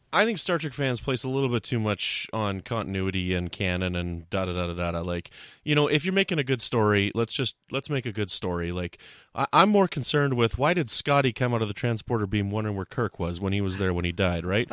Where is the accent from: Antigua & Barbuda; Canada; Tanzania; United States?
Canada; I'm a Canadian.